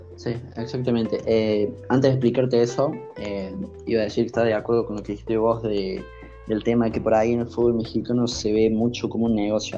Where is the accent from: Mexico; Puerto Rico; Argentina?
Argentina; soy argentino